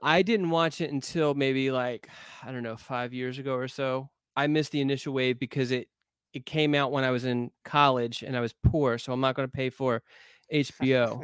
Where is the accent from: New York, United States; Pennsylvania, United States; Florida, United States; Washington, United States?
Pennsylvania, United States; moved away; I grew up in Pennsylvania